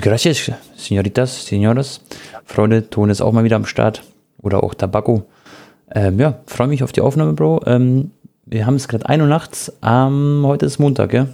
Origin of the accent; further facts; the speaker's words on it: Munich, Bavaria, Germany; als Münchner